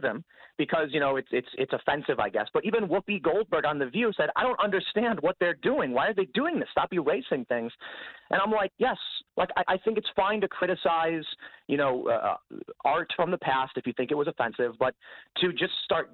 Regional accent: Chicago, Illinois, United States; I'm from Chicago. I've always been

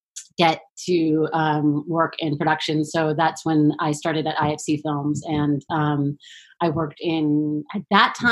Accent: New York City, New York, United States; I grew up in New York City.

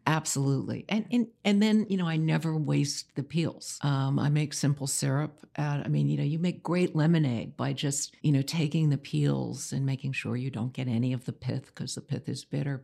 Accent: New York City, New York, United States; I grew up in New York City.

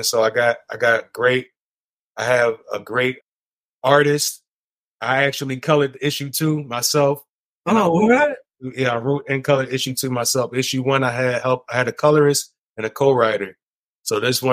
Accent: Philadelphia, Pennsylvania, United States; I'm from Philly

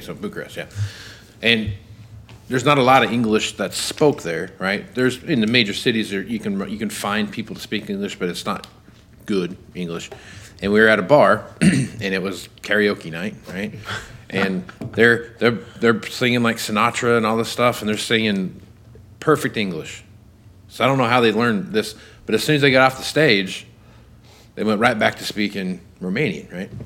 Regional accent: Kansas, United States; I'm from Kansas

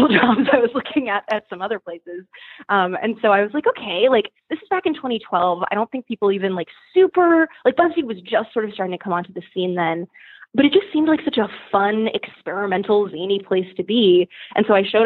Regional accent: Boston, Massachusetts, United States; moved away as an adult; also born or lived in upstate New York; now in New York City, United States; I'm from Boston, which is much smaller

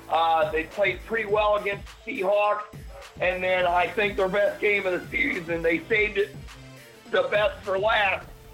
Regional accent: Michigan, United States; moved away; I'm from Michigan originally

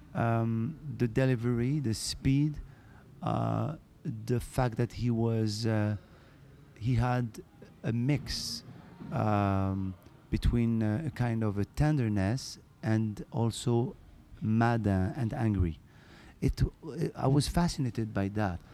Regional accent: Morocco; English is a second language; moved away; also born or lived in France / Canada; I was born in Morocco

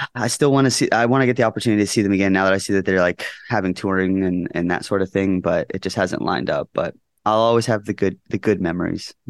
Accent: Henderson, Nevada, United States; also born or lived in Orange County, California; grew up mostly in Las Vegas, Nevada, in a, a town called Henderson.

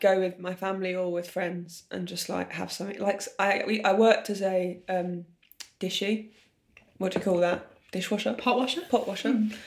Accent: London, United Kingdom; also born or lived in Australia; I grew up in London and I moved there when I was eighteen.

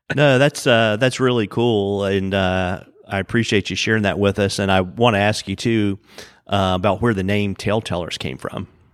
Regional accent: Lynchburg, Virginia, United States; I grew up in Lynchburg

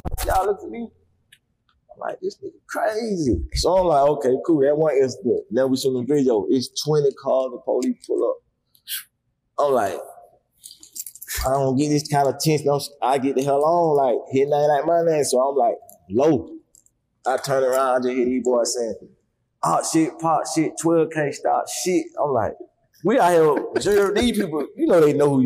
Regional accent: Atlanta, Georgia, United States; I was born and raised in Atlanta

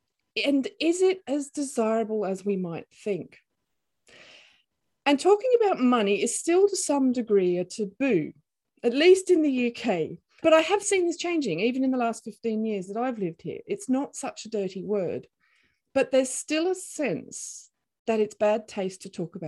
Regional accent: Australia; moved away; this Australian

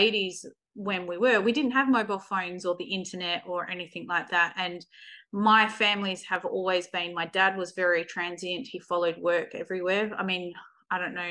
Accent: Kalgoorlie, Western Australia, Australia; We actually grew up, I was born in Kalgoorlie. We lived in a mining town

